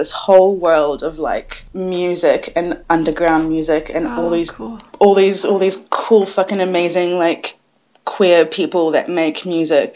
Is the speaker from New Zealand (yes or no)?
yes; New Zealand; moved away as an adult; also born or lived in Dubai; now in Newcastle, Australia; I was born in Dubai, and then when I was about 4-ish, me and my whole family moved to New Zealand